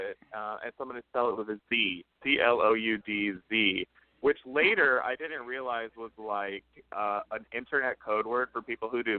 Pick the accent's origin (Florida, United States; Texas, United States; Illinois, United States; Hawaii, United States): Texas, United States; Houston; moved away as an adult; now in New York City, United States; I'm from Houston